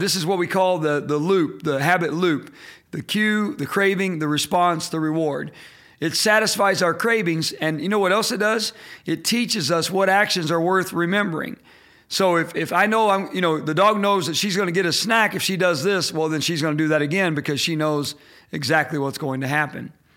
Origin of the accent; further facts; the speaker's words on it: Indiana, United States; I'm from Indiana. I'm a Hoosier